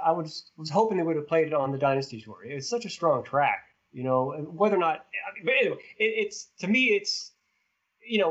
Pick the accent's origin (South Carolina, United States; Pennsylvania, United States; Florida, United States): Pennsylvania, United States; Swissvale; my hometown, Swissvale